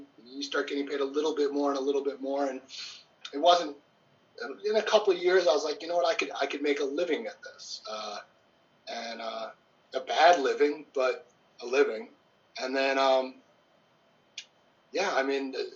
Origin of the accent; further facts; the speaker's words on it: outside Detroit, Michigan, United States; moved away as an adult; also born or lived in Atlanta; I grew up in outside Detroit